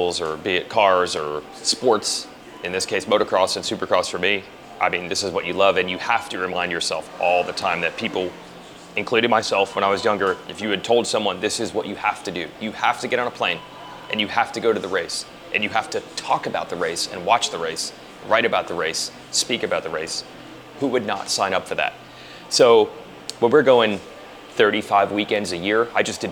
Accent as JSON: {"language": "English", "region": "New Jersey", "country": "United States", "moved": "yes", "said": "I'm from New Jersey originally"}